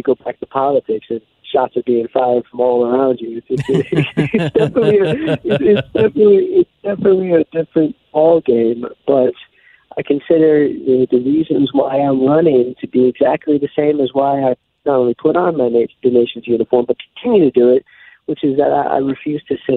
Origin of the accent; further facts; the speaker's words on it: New York, United States; I came from New York